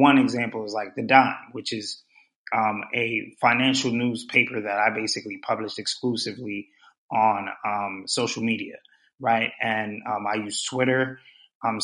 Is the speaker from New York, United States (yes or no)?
yes; New York City, New York, United States; also born or lived in Pennsylvania; I was born and raised in Brooklyn.